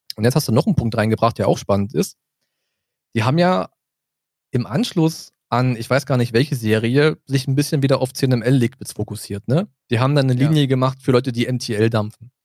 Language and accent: German; south of Brandenburg, Germany; moved away as an adult; now in Berlin, Germany; wir sind ja im Süden von Brandenburg groß geworden, dann rutschen wir eher so ein bisschen in das Sächsische rein